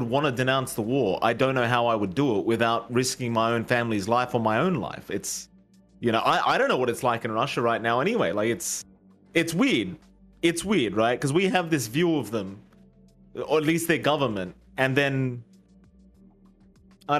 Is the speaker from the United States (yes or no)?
no; Australia; I was born in Australian, in Australia